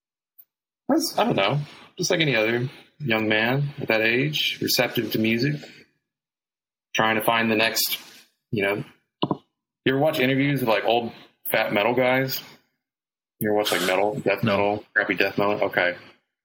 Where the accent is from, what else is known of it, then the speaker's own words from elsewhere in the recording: Texas, United States; I'm from Texas. I grew up in a Baptist family